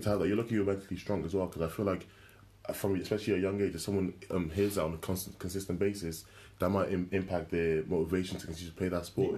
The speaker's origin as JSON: {"language": "English", "region": "Wales", "country": "United Kingdom", "tie": "born or raised there", "said": "I grew up in Wales"}